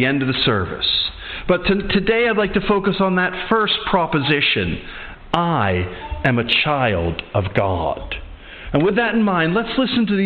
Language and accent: English; Atlantic City, New Jersey, United States; now in Edinburgh, United Kingdom; I am from the United States, so I happen to have now two passports. I'm American and I'm British.